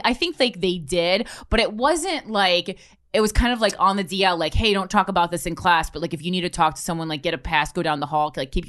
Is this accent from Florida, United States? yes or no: no; Union, New Jersey, United States; Union, New Jersey.